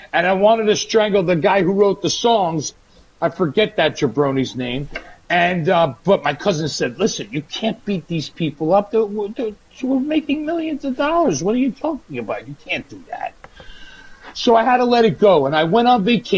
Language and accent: English; Hawaii, United States; I'm from Hawaii